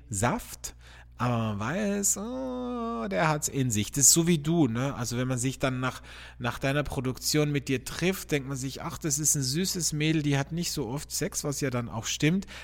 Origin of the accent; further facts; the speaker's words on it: border region near Slovenia and Italy, Carinthia, Austria; ich bin ja in der Grenzregion aufgewachsen, also n, sehr nahe zu Slowenien und zu Italien